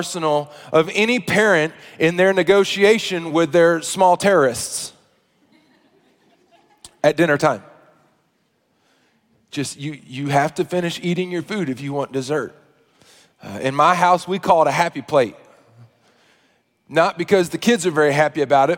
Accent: Arkansas, United States; now in Kansas City, United States; I grew up in Arkansas

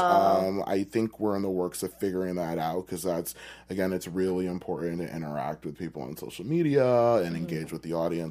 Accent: Connecticut, United States; my hometown in Connecticut had such a strong community of artists, and we had a really, really great drama club at my high school

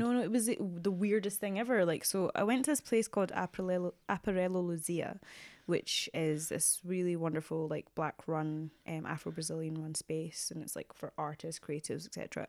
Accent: Glasgow, Scotland, United Kingdom; moved away; I grew up in Glasgow

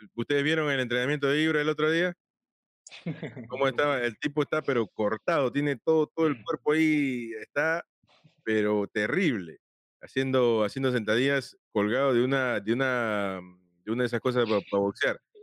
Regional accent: Peru; now in United States; yo soy peruano, vivo acá en Estados Unidos

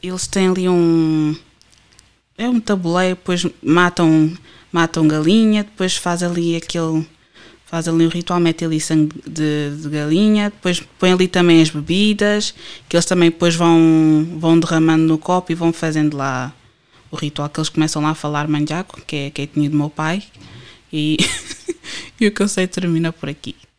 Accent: Portugal; first language Portuguese; Eu nasci e cresci cá, eu sou portuguesa

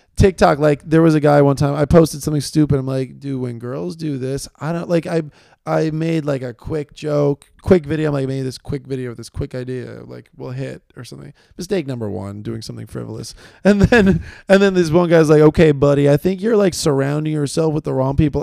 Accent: New York City, New York, United States; I'm from New York

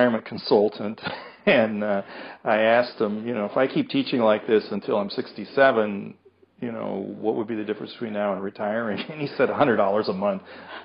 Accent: United States; also born or lived in Marshall, Minnesota; I'm an American. Excuse me. I'm not British.

